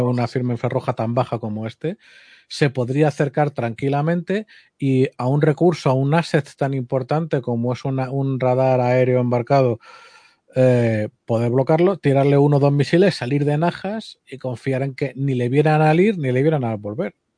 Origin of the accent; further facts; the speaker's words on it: Spain; como español